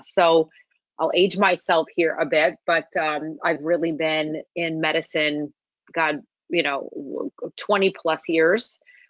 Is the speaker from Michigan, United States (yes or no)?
yes; Detroit, Michigan, United States; moved away as an adult; also born or lived in Los Angeles; now in California, United States; I am a Midwest girl, born and raised in Detroit, Michigan, lived there my whole life, went to medical school at Wayne State University